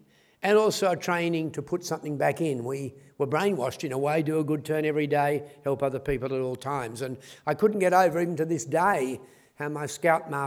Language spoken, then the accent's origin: English; Australia; I was born in Australia in the 1940s, and I was absolutely hopeless at school